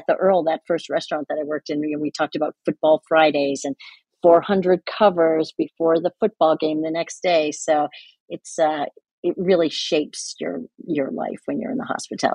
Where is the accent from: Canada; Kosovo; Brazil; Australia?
Canada; now in Ann Arbor, United States; I'm Canadian